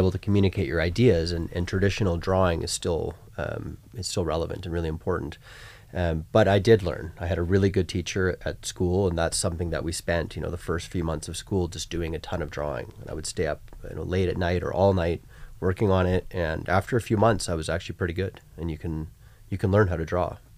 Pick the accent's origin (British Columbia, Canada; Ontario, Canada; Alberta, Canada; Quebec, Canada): British Columbia, Canada; Vancouver; I grew up in Vancouver